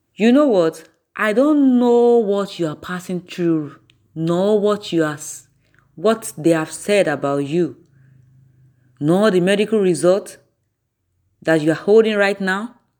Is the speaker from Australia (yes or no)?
no; Nigeria; I'm from Nigeria.